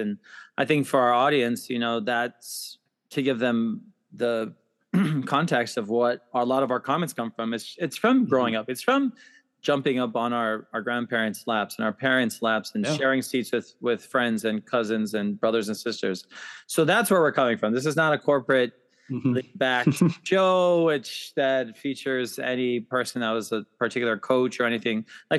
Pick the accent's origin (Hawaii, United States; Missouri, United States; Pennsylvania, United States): Hawaii, United States; But something else about us growing up in Aloha Stadium was the fact that Hawaii football used to bring in teams like BYU, Utah, Wyoming, Colorado State, New Mexico.